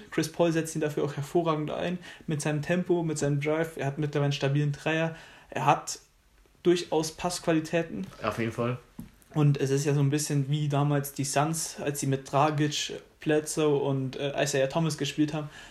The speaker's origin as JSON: {"language": "German", "country": "Germany", "said": "wir sind alle Deutsche."}